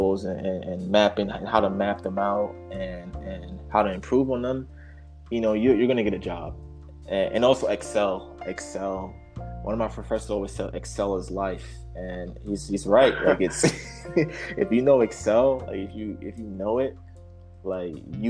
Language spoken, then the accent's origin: English; New York City, New York, United States; I'm from Brooklyn